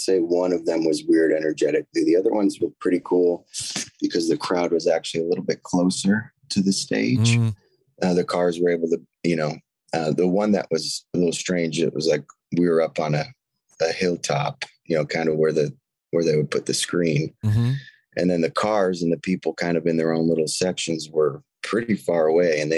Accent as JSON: {"language": "English", "town": "Cleveland", "region": "Ohio", "country": "United States", "tie": "born or raised there", "said": "I grew up in Cleveland, Ohio"}